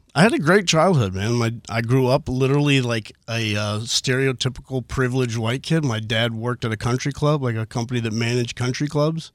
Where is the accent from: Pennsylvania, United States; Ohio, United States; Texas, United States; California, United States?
Texas, United States; Houston; from Northwest Houston, the Spring area, born and raised